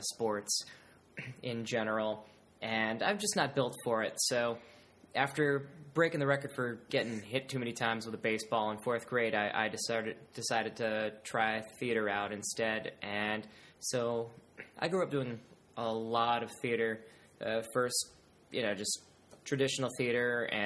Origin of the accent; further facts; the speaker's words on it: Connecticut, United States; I was born in Connecticut, grew up in Connecticut.